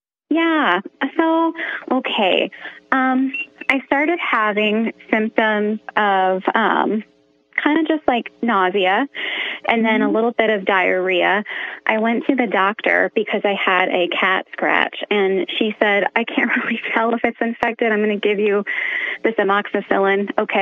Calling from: Sioux City, Iowa, United States; So I'm from Sioux City, Iowa, and I hope you have a lot of fun with your son.

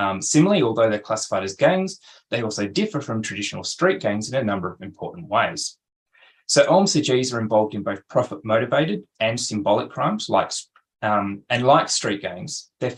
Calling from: Canberra, Australian Capital Territory, Australia; I also want to acknowledge that I'm presenting from Canberra, where I'm on Ngunnawal land

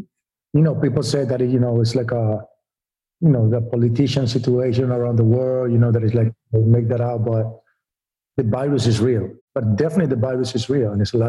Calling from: Los Angeles, California, United States; I'm in LA right now.

